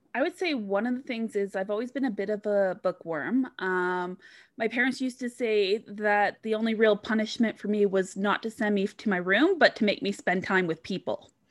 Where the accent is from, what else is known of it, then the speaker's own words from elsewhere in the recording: Vancouver, British Columbia, Canada; I grew up in Vancouver, so I grew up surrounded by the mountains